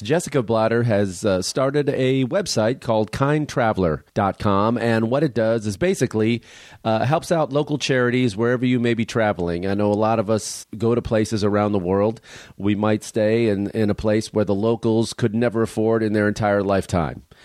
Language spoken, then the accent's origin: English; Chicago, Illinois, United States; where I grew up in Chicago